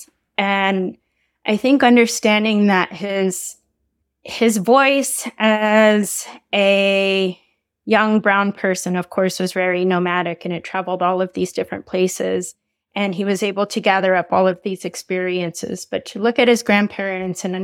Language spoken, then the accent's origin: English; Albuquerque, New Mexico, United States; also born or lived in Navajo Nation; I'm from Albuquerque, New Mexico, and also from the Navajo Nation